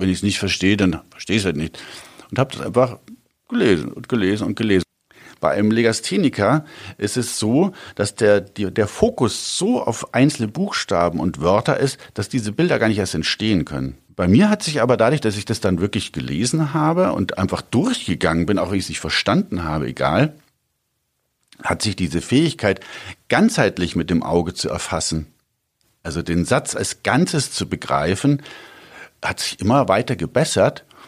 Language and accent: German; Augsburg, Bavaria, Germany; ich bin auf dem Hof groß geworden